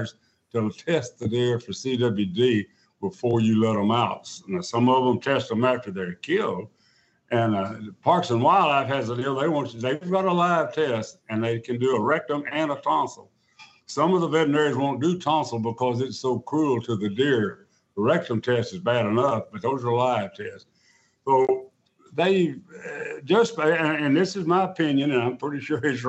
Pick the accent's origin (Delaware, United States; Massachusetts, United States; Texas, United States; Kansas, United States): Texas, United States; Dallas; I was born and raised in Dallas